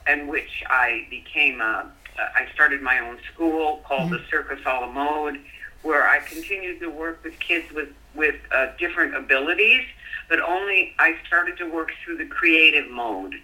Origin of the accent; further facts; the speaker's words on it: Colorado, United States; I grew up in Colorado